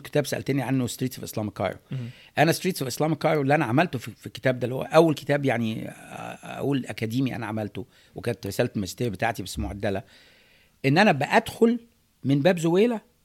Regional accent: Egypt; also born or lived in California, United States; now in United States; احنا كمصريين

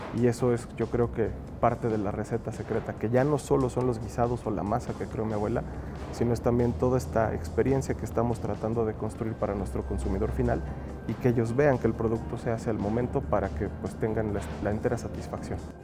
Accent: Mexico; tenemos como mexicanos

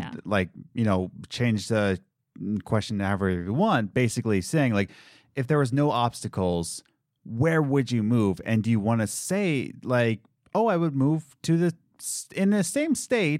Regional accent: Philadelphia, Pennsylvania, United States; And, you know, we were just like, yeah, we love it because we're from Pennsylvania.

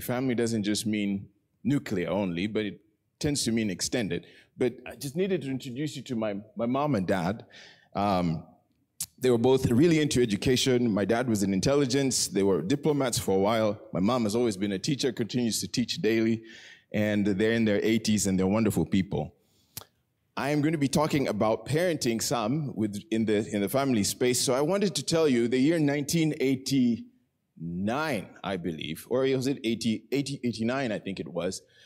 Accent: Nairobi, Kenya; I was born in Nairobi.

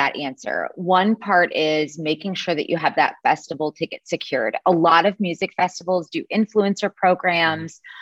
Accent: Chicago, Illinois, United States; moved away; I'm originally from Chicago, Illinois, but I have not lived there since 2010

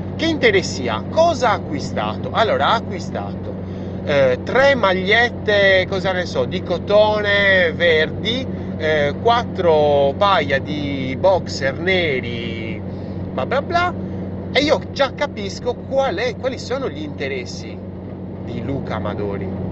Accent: Sardinia, Italy; io sono sardo

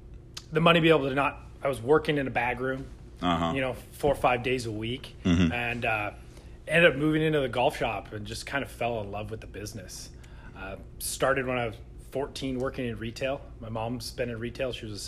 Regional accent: Kirkland, Washington, United States; also born or lived in Seattle, United States / Phoenix, United States; I grew up in the Kirkland area. Been in most of Seattle for most of my life, with a little brief trip down to Phoenix

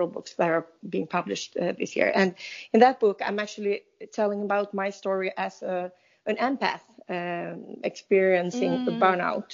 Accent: Sweden; I'm from Sweden, and you know, here in Sweden

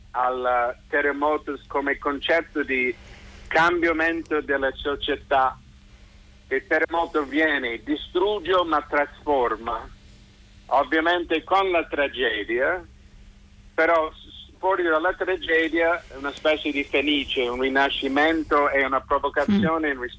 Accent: San Francisco, California, United States; Sono, perché sono di San Francisco, sono abituato ai terremoti

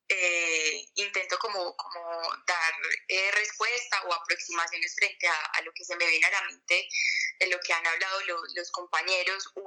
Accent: El Bagre, Antioquia, Colombia; yo particularmente soy del Bajo Cauca, del Bagre, eh, de un, gran parte de mi familia desplazada del Bajo Cauca.

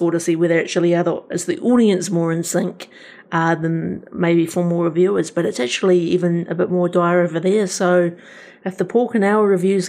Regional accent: New Zealand; as a Kiwi

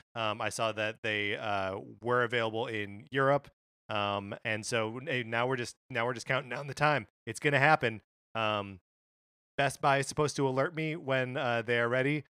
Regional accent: Kenosha, Wisconsin, United States; my hometown of Kenosha, Wisconsin

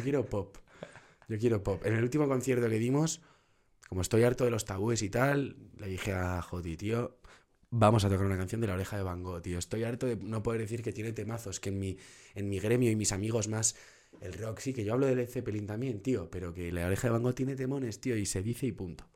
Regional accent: Madrid, Community of Madrid, Spain; Nací en Madrid y soy muy, muy madraca, tío, muy madraca

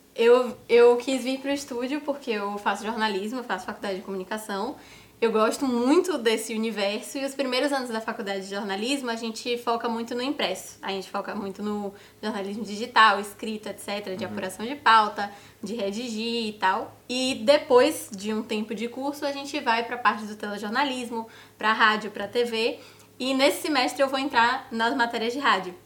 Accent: Salvador, Bahia, Brazil; moved away as an adult; now in São Paulo, Brazil; eu sou de Salvador, Bahia

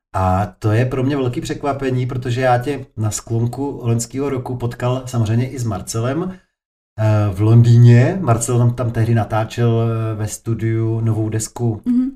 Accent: Prostějov, Olomouc Region, Czechia; já jsem z Prostějova, nedalekýho

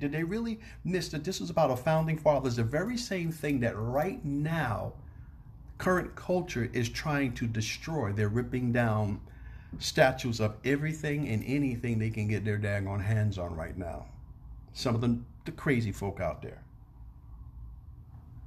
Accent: New York City, New York, United States; I'm from New York City

